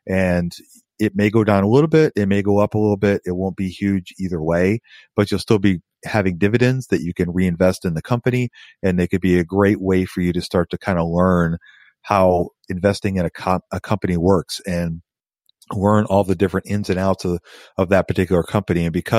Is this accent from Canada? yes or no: yes; Canada; Once I turn 18, I can open a TFSA account. I'm a Canadian, by the way, and can start investing.